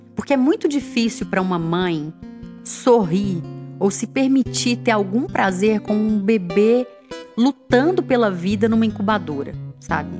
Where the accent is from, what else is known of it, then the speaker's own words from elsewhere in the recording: Belo Horizonte, Minas Gerais, Brazil; moved away; eu sou de Belo Horizonte